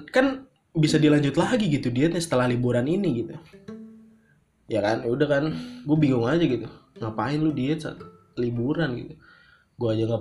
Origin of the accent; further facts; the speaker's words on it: Bekasi, West Java, Indonesia; nggak bisa gue temuin di kota gue gitu Bekasi boro-boro patuh lalu lintas di Bekasi